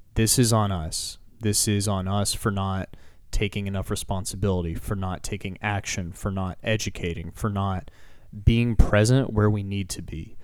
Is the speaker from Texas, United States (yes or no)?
yes; Texas, United States; as a Texan